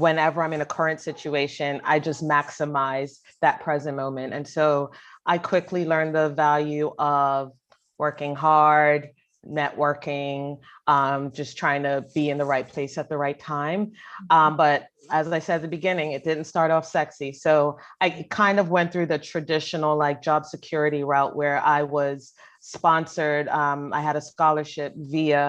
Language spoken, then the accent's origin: English; Bermuda; moved away as an adult; also born or lived in North Carolina, United States; now in United States; I grew up in Bermuda